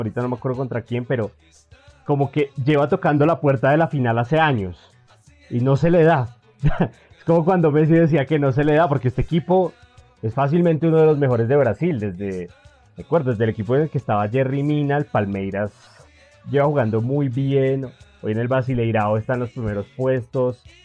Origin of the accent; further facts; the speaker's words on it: Colombia; a nosotros como colombianos